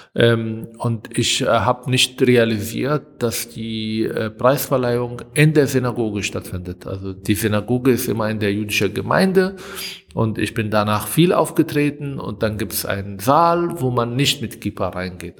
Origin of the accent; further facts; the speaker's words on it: Israel; German is a second language; moved away as an adult; now in Germany; als Palästinenser, als arabischer Israeli, der in ein Land, aus einem Land kommt, wo Konflikt mit dem Juden stattfindet